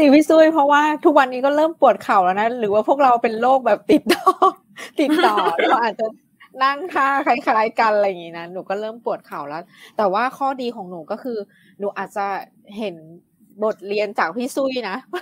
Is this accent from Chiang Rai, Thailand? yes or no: yes; Chiang Rai, Thailand; moved away as an adult; also born or lived in Bangkok; จะกลับบ้านที่เชียงราย